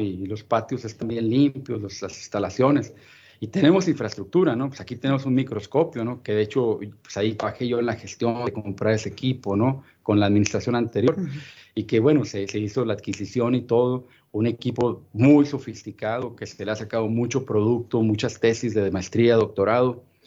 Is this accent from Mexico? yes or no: yes; Ciudad Juárez, Chihuahua, Mexico; also born or lived in Florida / El Paso; yo soy nativo de Ciudad Juárez